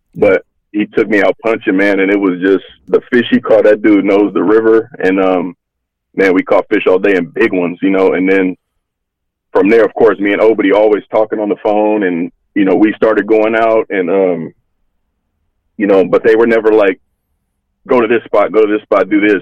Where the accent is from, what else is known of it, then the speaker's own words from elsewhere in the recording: Hayward, California, United States; also born or lived in Fremont, California; I grew up in Hayward originally. Uh, junior high, we moved to Fremont